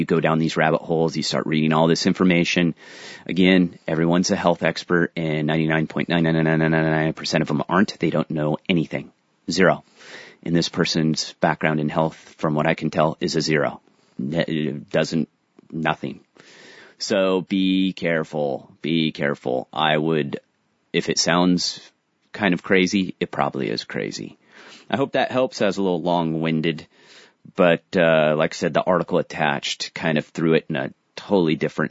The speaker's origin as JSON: {"language": "English", "town": "San Diego", "region": "California", "country": "United States", "said": "I'm from San Diego"}